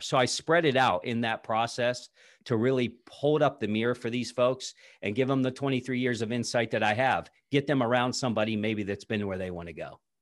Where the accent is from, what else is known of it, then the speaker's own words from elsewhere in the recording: south of Pittsburgh, southwestern Pennsylvania, United States; I grew up in southwestern Pennsylvania, just south of, uh, the city of Pittsburgh